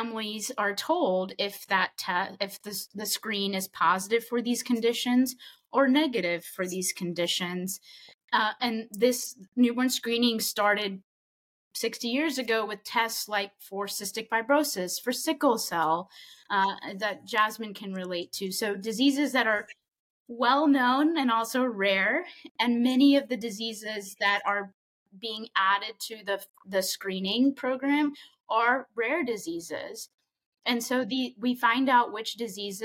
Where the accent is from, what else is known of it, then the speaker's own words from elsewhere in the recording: Huntsville, Alabama, United States; born and raised in Huntsville